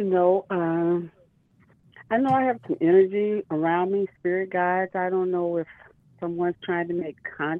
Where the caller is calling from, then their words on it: Miami, Florida, United States; I'm calling from Miami.